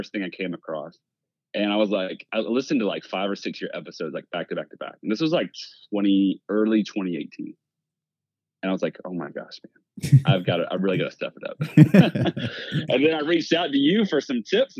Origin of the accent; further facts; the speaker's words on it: Southeast Georgia, United States; I'm from Southeast Georgia